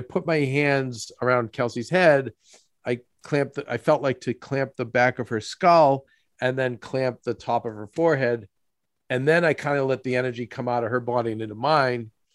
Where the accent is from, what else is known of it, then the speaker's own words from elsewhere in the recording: Boston, Massachusetts, United States; moved away; also born or lived in Los Angeles; We are equal distant from Boston, people we grew up with, and New York, where we do business